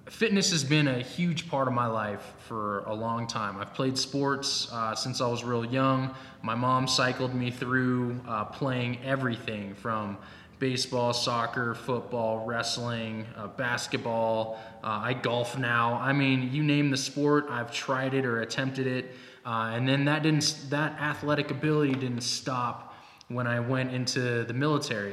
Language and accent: English; Seattle, Washington, United States; moved away as an adult; also born or lived in Fort Bragg, North Carolina; now in Fort Carson, Colorado, United States; I'm originally from Seattle.